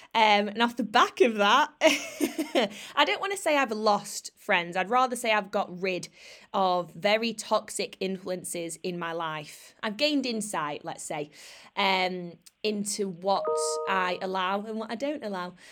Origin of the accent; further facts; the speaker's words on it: Sheffield, Yorkshire and the Humber, United Kingdom; moved away as an adult; I've moved out of my hometown, Sheffield